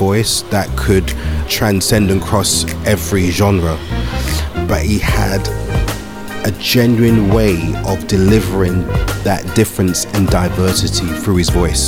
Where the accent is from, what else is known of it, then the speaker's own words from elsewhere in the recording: London, United Kingdom; moved away; I was raised in London. I was born in London.